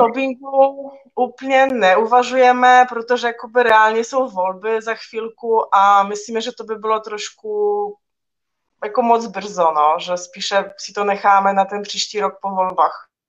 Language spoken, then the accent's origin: Czech; Poland; now in Czech Republic; v mém rodném městě